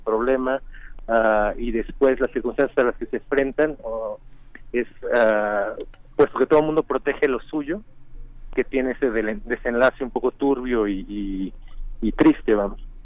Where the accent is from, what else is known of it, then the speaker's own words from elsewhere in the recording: San Luis Potosí, Mexico; yo nací en San Luis Potosí y entonces ah, tengo un apego particular con esa región.